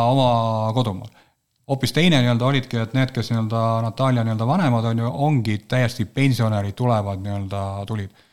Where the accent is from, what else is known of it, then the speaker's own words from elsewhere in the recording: Ida-Viru County, Estonia; ma olen Ida-Virumaalt pärit, siis ma nii-öelda midagi ikka tönkan seal